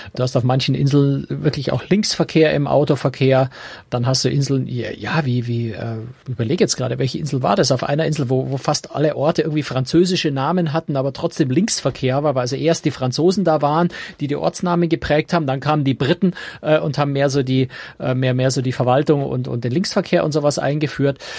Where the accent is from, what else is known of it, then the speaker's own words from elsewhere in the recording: Munich, Bavaria, Germany; Also als Münchner, als Bayer